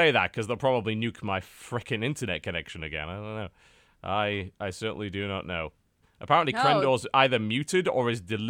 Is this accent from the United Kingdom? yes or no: yes; Newcastle, North East England, United Kingdom; Like, for one thing, I'm from Newcastle, and I don't have a Geordie accent, so...